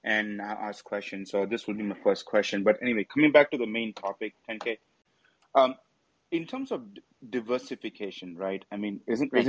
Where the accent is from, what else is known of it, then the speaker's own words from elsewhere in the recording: India; now in United States; I'm from India